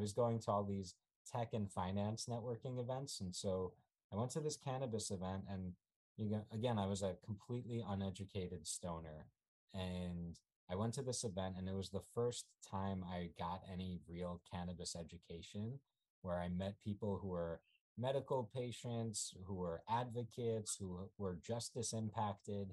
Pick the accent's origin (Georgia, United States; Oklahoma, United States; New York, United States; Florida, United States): New York, United States; New York City; also born or lived in Ukraine / California; I grew up in New York City.